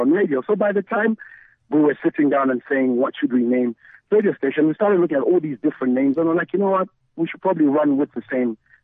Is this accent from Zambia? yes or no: yes; Ndola, Copperbelt Province, Zambia; also born or lived in Lusaka, Zambia / Botswana; I'm from the Copper Belt, but I'm from a town just 30 minutes away from Kitwe called Indola